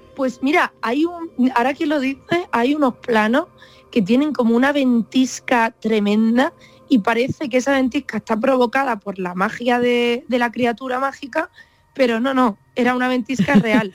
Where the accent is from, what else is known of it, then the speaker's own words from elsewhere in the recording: Vega de Granada, Andalusia, Spain; accent: granaíno; moved away as an adult; also born or lived in Los Angeles, United States; la Vega de Granada, donde yo crecí